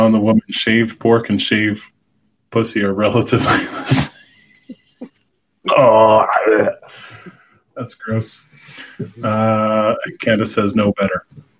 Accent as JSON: {"language": "English", "country": "Canada", "said": "But I do have a canoe because I'm Canadian."}